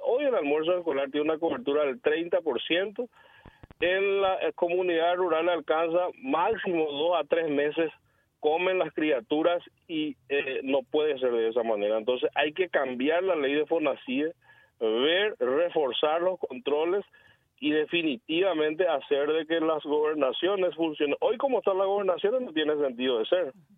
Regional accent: Cordillera, Paraguay; yo provengo del interior, yo soy de Cordillera, fui intendente dos periodos

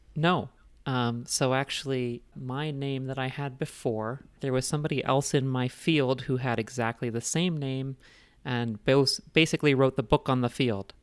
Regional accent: Indiana, United States; also born or lived in Lesotho; now in Denver, United States; living in Indiana for most of my childhood and adolescence and then now in Denver.

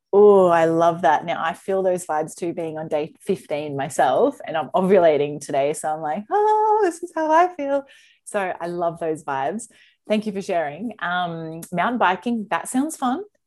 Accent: Australia; as an Aussie

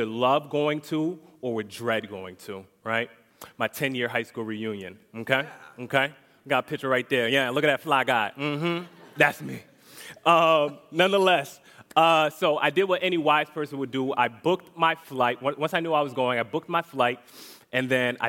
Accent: Connecticut, United States; now in Orlando, United States; I'm not born here originally. I'm actually from Connecticut

